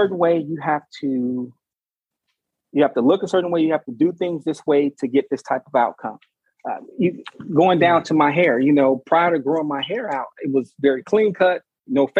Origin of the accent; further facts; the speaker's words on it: Chicago, Illinois, United States; now in Richmond, United States; I grew up in Chicago.